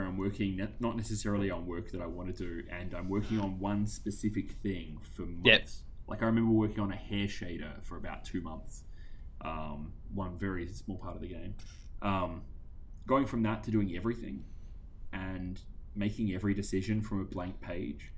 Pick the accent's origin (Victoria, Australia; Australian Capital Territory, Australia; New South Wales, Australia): Victoria, Australia; Sale; when I grew up in Sale